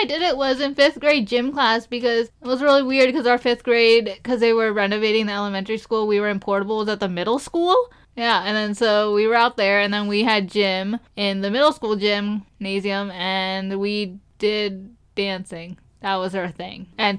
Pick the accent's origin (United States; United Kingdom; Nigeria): United Kingdom; England; I'm English. Punjabi English.